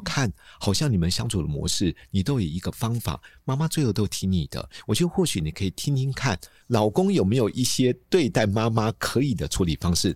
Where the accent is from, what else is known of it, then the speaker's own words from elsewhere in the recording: Taipei, Taiwan; 我们老家在七年公园对面嘛